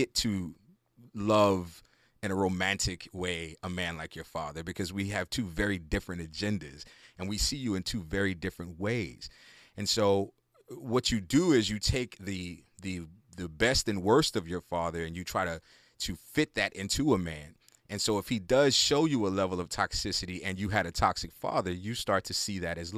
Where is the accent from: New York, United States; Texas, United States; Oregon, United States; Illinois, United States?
Texas, United States; Houston; I come from Houston, Texas, and in the neighborhood I grew up in, South Park